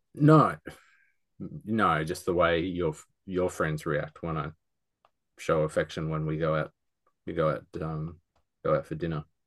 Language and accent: English; Australia; being an Australian